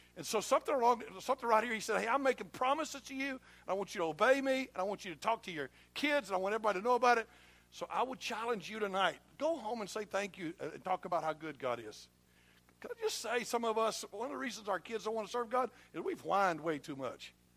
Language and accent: English; United States; I'm an American